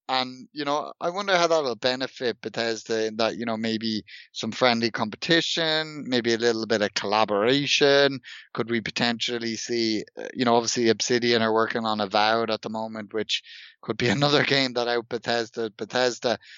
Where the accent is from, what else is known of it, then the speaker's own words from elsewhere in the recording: Dublin, Leinster, Ireland; I'm from Dublin, and Dublin is partly consisted of a, a former Viking settlement.